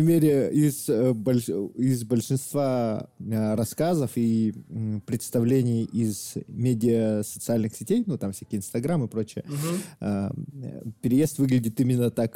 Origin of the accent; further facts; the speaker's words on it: Yakut, Sakha Republic, Russia; я якут, и за мной еще миллион якутов